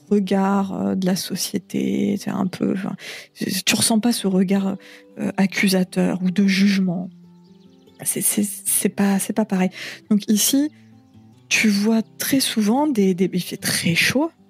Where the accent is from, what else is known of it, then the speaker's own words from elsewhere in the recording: Paris, Île-de-France, France; now in French Polynesia; il n'y a, pas de pression sociale non plus sur le corps des femmes, ce qui est une chose en tant que parisienne que je trouve extrêmement appréciable